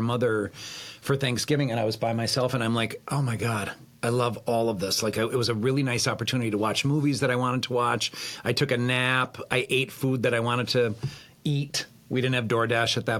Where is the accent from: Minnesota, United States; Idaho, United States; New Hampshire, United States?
Minnesota, United States; near Spicer; I grew up near Spicer, Minnesota.